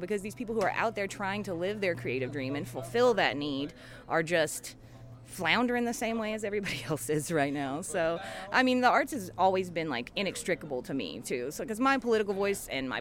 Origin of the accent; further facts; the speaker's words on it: Appalachia, United States; I was raised as an Appalachian